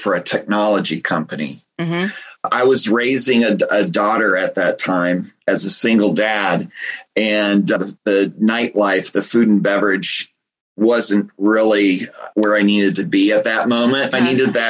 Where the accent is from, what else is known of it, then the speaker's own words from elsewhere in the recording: Nebraska, United States; moved away; also born or lived in St. Joseph, Missouri / Charlotte, North Carolina; I grew up in Nebraska